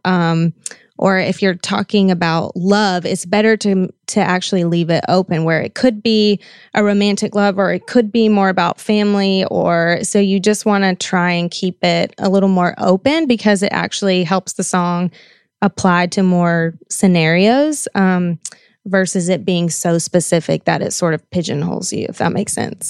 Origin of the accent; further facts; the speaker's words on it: the South, United States; I grew up in the South where, I mean, that's just what you did.